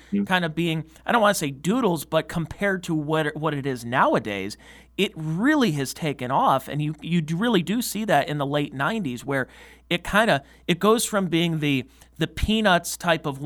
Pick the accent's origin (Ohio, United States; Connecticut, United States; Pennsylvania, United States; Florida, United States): Ohio, United States; Cleveland; I grew up in the Cleveland area